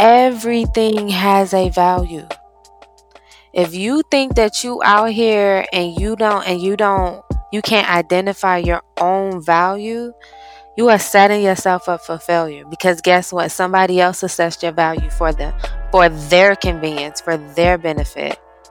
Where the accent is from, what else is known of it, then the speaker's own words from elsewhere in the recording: Missouri, United States; I was born and raised in Missouri. Stripping isn't even legal in Missouri.